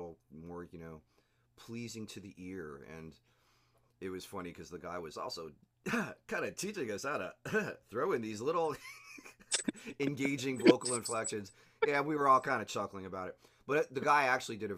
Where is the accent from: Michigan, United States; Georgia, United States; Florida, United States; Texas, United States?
Florida, United States; Ocoee; A good chunk of my youth was spent in the town of Ocoee